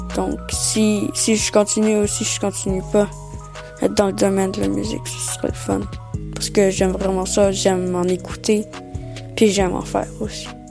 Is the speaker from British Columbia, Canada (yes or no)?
yes; Nelson, British Columbia, Canada; first language French; also born or lived in Maria, Quebec; né au Québec, en Gaspésie, euh, dans un petit village qui s'appelle Maria, à trois ans arrivé ici